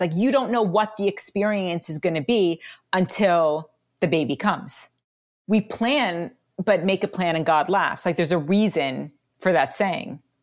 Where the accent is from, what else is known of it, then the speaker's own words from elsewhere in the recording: New York City, New York, United States; moved away; also born or lived in Colorado / New Zealand; I was raised in New York City, my family is pretty much all migrated to Colorado